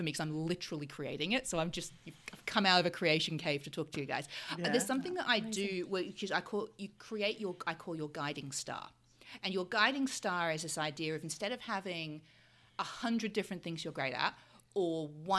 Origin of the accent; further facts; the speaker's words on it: Australia; moved away; also born or lived in United Kingdom; I'm from Australia originally